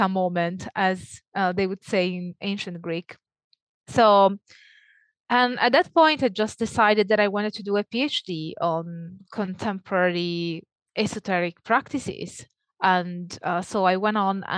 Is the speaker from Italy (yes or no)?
yes; Italy; accent: Italian; moved away as an adult; also born or lived in Naples, Italy / Leeds, United Kingdom; if that wasn't clear from my accent, I'm Italian.